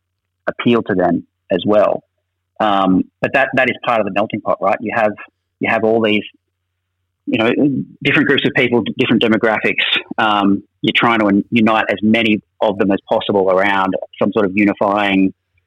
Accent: Orange, New South Wales, Australia; So I'm from Orange, which is nearby, similar neck of the woods, kind of country New South Wales.

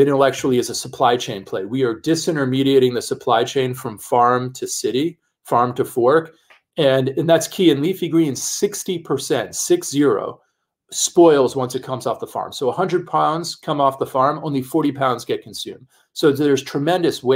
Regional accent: New York City, New York, United States; I'm a kid from the Bronx

